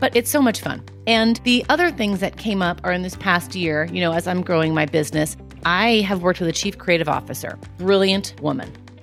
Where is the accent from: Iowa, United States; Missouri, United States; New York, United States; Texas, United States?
New York, United States; New York City; I grew up in Queens